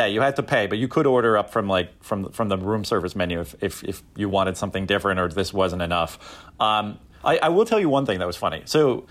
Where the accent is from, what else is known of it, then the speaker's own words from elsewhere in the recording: Canada; And being a Canadian, for like the first 6 batches of pancakes, they came with real maple syrup.